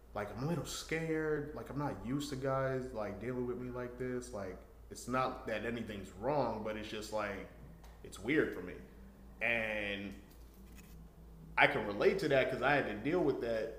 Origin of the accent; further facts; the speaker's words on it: New York, United States; I'm from New York.